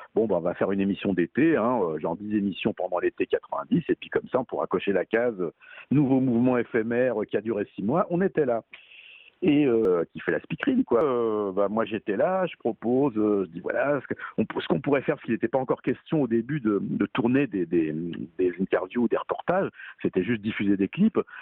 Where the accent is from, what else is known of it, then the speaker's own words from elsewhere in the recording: Paris, Île-de-France, France; je suis parisien, hein, je suis pas banlieusard